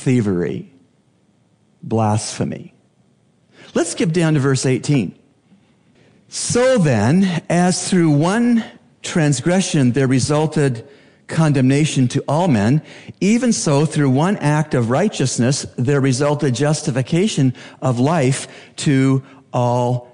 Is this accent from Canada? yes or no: yes; Canada; now in Bahamas; As a Canadian, I became acquainted with the British heritage as found in Canada